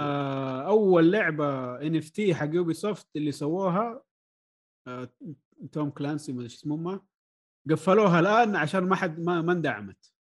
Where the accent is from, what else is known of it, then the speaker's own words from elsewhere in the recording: Saudi Arabia; هنا عندنا في السعوديه